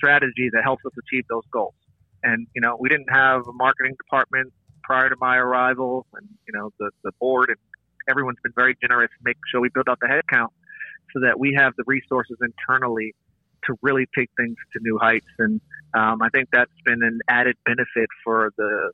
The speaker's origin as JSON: {"language": "English", "region": "New York", "country": "United States", "said": "as a New Yorker"}